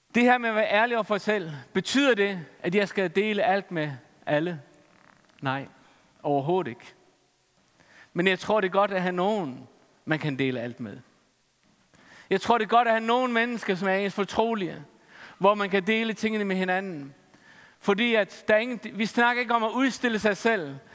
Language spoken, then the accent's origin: Danish; Faroe Islands; Jeg er færing.